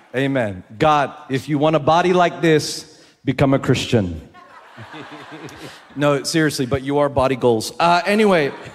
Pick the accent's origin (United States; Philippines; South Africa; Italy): Philippines; I'm I'm from the Philippines. I live there